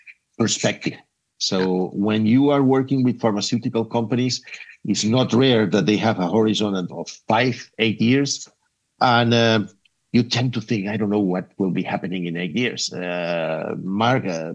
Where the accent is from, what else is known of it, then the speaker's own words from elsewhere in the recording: Spain; moved away as an adult; also born or lived in Netherlands / United States; I'm a natural from Spain, although I've been living around a little bit in other countries, in the Netherlands, in the US.